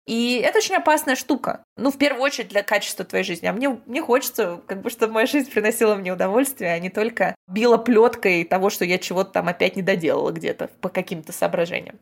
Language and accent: Russian; Balashikha, Moscow Oblast, Russia; я выросла не в Москве, я выросла в Подмосковье, в подмосковной балашке.